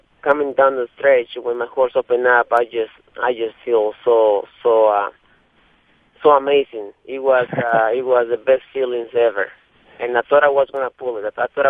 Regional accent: Mexico City, Mexico; now in Kentucky, United States; I'm from Mexico

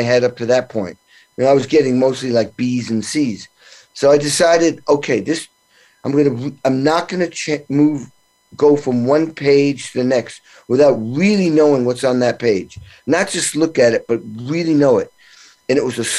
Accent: New England, Western Mass, Massachusetts, United States; my small little town, 3,000 people I grew up in New England

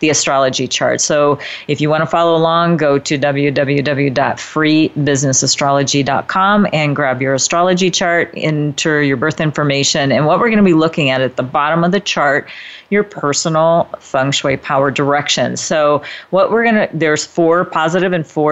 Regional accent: Midwest, United States; now in Northern California, United States; Now, I live in Northern California, so you know we don't exactly have the strong four seasons like where I grew up in the Midwest

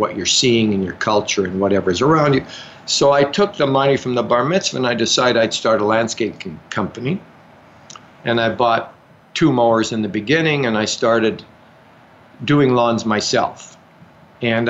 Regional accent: Calgary, Alberta, Canada; I grew up in Calgary.

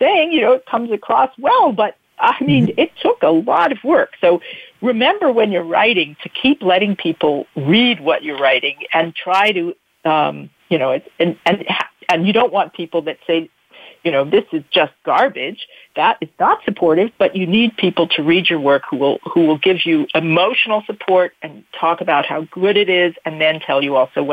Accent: United States; moved away as an adult; now in Bern, Switzerland; I'm an American, I've lived there now longer than anywhere I've ever lived

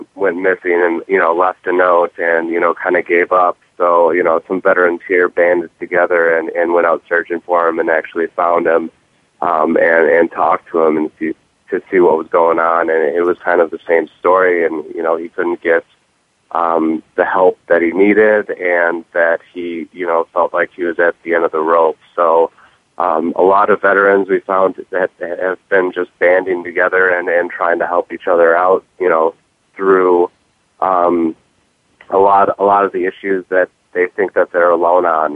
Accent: Milwaukee, Wisconsin, United States; back home in uh, Milwaukee

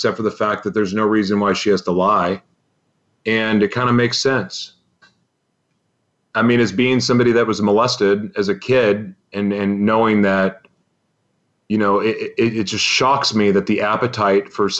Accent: Oklahoma, United States; I'm from Oklahoma

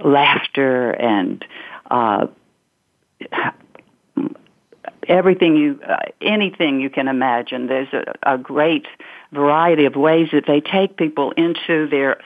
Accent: Batesville, Mississippi, United States; moved away as an adult; that was a wonderful place to grow up and a wonderful place to leave when I got to be 18

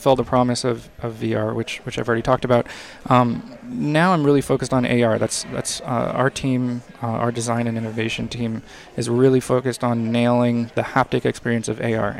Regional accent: San Diego, California, United States; also born or lived in Montreal; now in Los Angeles, United States; I grew up in San Diego, and then I have also lived in Montreal and Los Angeles

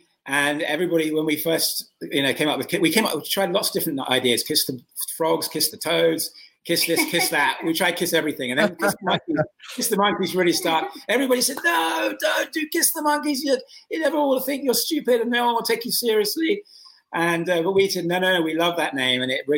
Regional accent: New York, United States; now in Los Angeles, United States; … came from Chicago and I came from New York. And we moved to L.A. about 6 years ago

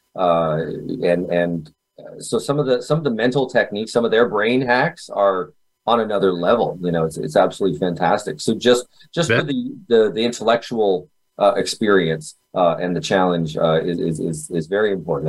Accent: Kitchener, Ontario, Canada; I was born in Canada, uh, Kitchener, Ontario

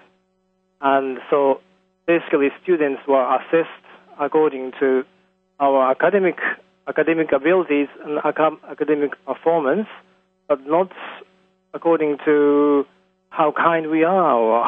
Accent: Tokyo, Japan; I was raised in Japan. I was born in Tokyo

